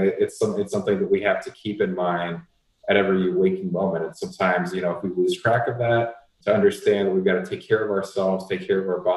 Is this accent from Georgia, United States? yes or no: yes; Atlanta, Georgia, United States; moved away as an adult; also born or lived in Las Vegas; now in Scottsdale, United States; I grew up in the Atlanta area, and they still live out in Atlanta